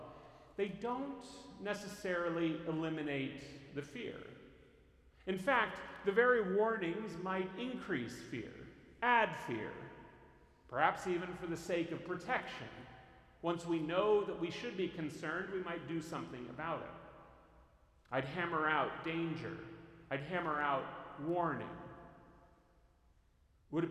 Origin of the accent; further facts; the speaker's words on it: Northern California, United States; I grew up in Northern California in earthquake country